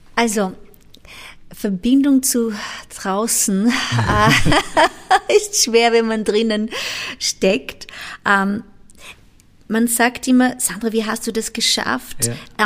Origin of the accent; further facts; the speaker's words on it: Timor-Leste; ich bin im, äh, im Osttimor geboren, das mhm. ist eine mhm. ex-portugiesische Kolonie